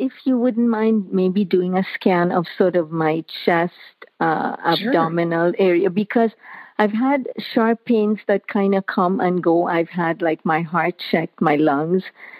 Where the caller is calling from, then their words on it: Mississauga, Ontario, Canada; I'm calling from Mississauga in Ontario, Canada.